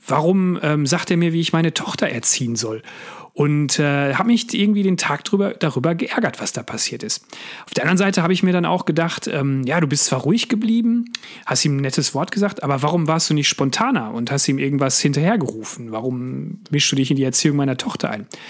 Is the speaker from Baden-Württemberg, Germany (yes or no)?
no; Sauerland, North Rhine-Westphalia, Germany; Ich bin in Westfalen aufgewachsen, im Sauerland habe dort meine Kindheit und meine Jugend verbracht